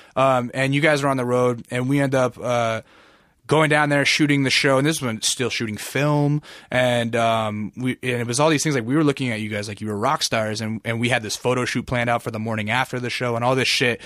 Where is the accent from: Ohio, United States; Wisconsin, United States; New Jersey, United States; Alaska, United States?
Alaska, United States